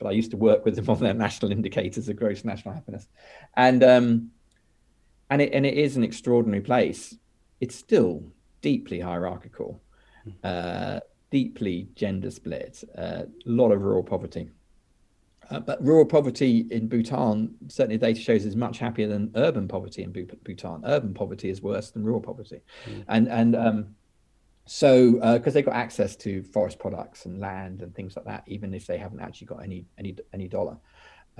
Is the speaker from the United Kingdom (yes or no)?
yes; United Kingdom; I'm British. I'm probably going to be happiest living in Britain, because it's my whole cultural reference point.